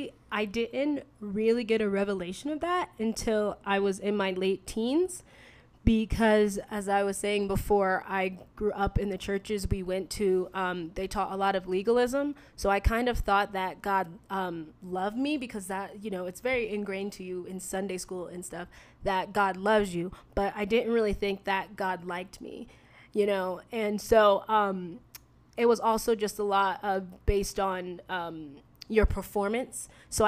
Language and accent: English; East Coast, United States; I grew up on the East Coast. We moved about 15 times. I traveled a lot.